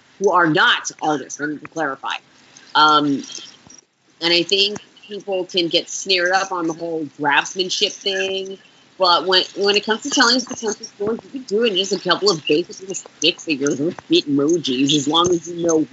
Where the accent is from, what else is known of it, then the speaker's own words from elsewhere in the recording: Orlando, Florida, United States; also born or lived in Bronx, New York; where that's where I grew up, Orlando, Florida.